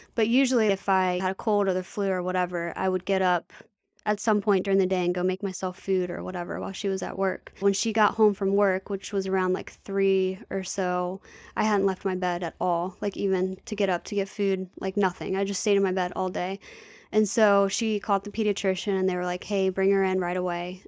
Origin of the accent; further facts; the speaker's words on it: Manassas, Virginia, United States; also born or lived in Bristow, Virginia; I was born in Manassas City, Virginia, and I stayed there until I was about nine or ten, and then we moved to Bristow, Virginia. So I'm local. I've always been in the area